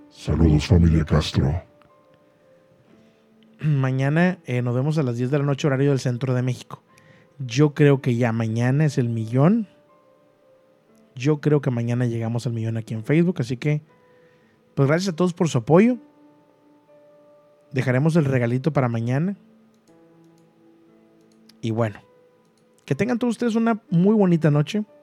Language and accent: Spanish; Cundinamarca, Colombia; Soy de Colombia, pero te quiero contar algo que me pasó. No sé si será un don o no sé. Yo viví mi infancia en un pueblo cerca de Bogotá a dos horas en una finca.